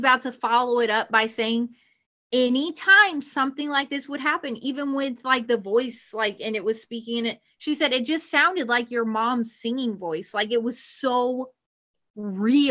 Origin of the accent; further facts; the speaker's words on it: Kentucky, United States; we're Hicks from Kentucky